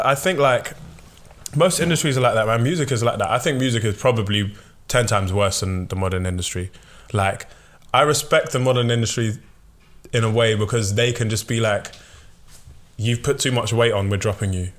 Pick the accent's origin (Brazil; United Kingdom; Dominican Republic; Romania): United Kingdom; London; I'm from South London